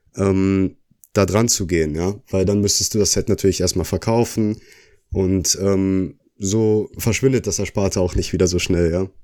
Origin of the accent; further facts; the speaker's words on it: Oberhausen, North Rhine-Westphalia, Germany; komme auch aus Oberhausen